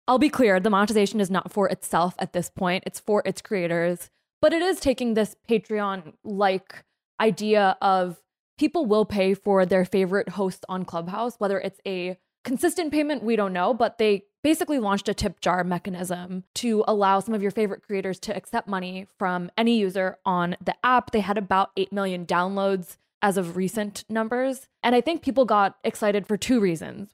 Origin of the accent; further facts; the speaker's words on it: New Jersey, United States; my home state